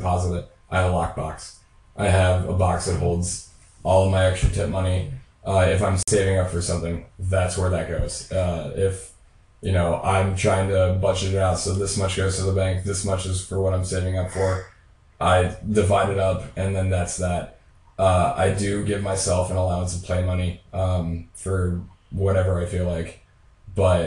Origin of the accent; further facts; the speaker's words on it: Sidney, Ohio, United States; my old house where I grew up in Sydney, Ohio